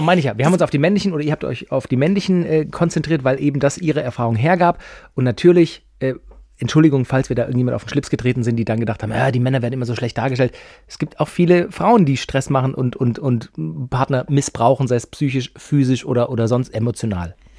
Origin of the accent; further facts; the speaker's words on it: Böblingen, Baden-Württemberg, Germany; bin ich halt doch Schwabe aus Böbling